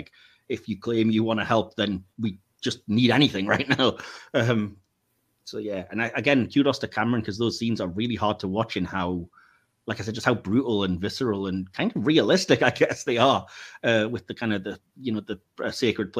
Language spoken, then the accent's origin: English; United Kingdom; we, as the British